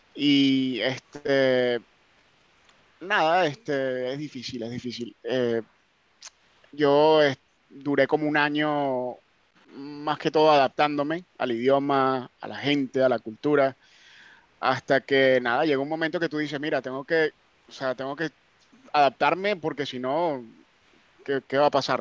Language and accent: Spanish; Venezuela; also born or lived in North Carolina; now in United Kingdom; yo soy de Venezuela